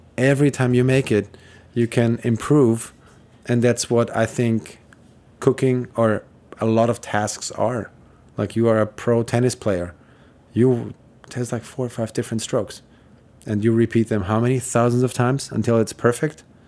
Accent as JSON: {"language": "English", "region": "Vienna", "country": "Austria", "tie": "born or raised there", "moved": "as an adult", "lives_now": "New York City, United States", "said": "I am from Vienna. I grew up there, and I, I moved, uh, to the U S when I was twenty-one"}